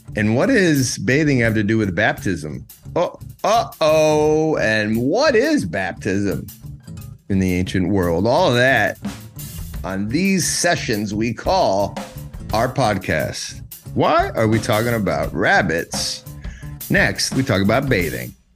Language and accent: English; United States; moved away; also born or lived in Georgia; I'm an American